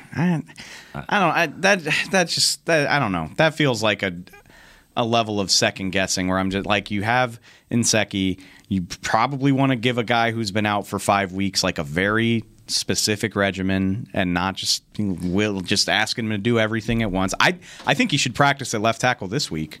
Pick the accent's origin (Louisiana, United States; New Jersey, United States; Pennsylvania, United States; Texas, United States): Louisiana, United States; New Orleans; I grew up in New Orleans